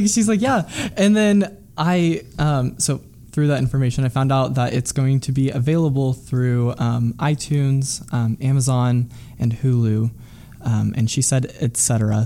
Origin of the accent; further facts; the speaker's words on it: Midwest, United States; somebody growing up in the Midwest who identifies with that community